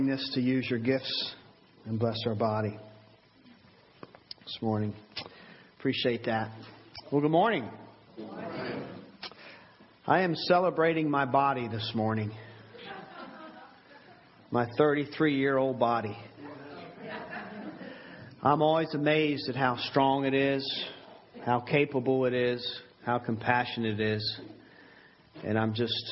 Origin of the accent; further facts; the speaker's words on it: Maryland, United States; now in Nottoway County, United States; I've actually lived here longer now than I did where I was brought up in Maryland